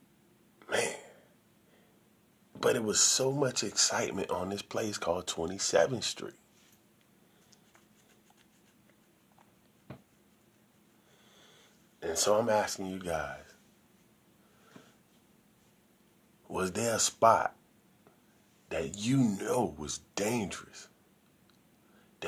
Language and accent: English; Sarasota, Florida, United States; I'm from Sarasota.